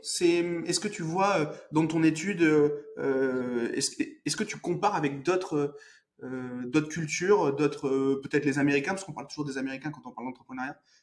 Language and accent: French; Bordeaux, Nouvelle-Aquitaine, France; je suis de Bordeaux